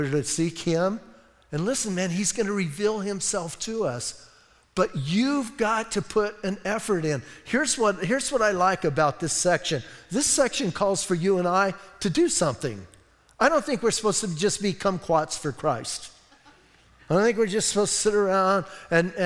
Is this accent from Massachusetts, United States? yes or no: no; Bisbee, Arizona, United States; I'm from Bisbee.